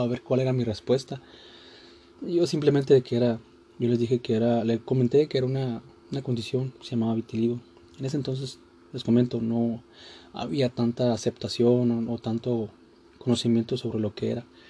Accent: Mexico; Este día se festeja a los Reyes Magos en mi país, a México.

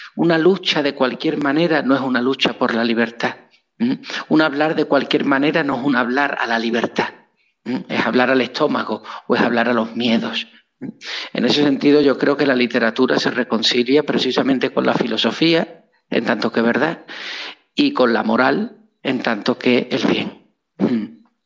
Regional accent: Spain; moved away as an adult; also born or lived in Nuevo Laredo, Mexico; yo soy de España.

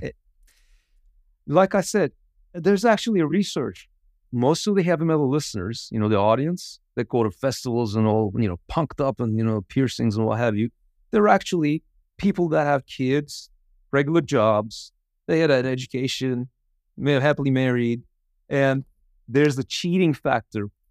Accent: Izmir, Turkey; I was raised in Izmir

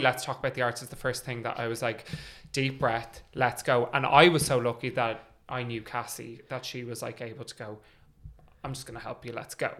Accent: Ireland; also born or lived in London; we're a small country, we're a small scene

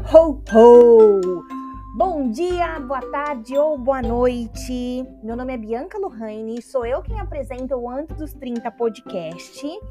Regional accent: Brazil; moved away; por vir do Brasil, um país tropical

